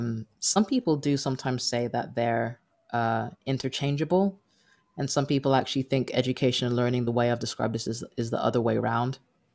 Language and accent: English; United Kingdom; because when I go over there, like, like being British, I'll be like, oh, that's terrific.